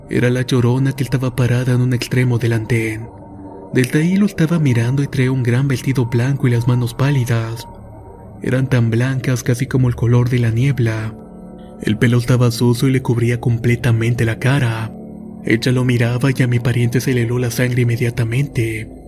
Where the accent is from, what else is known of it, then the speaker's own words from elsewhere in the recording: Buenos Aires, Argentina; soy de Argentina, provincia de Buenos Aires, y quiero contar esta historia.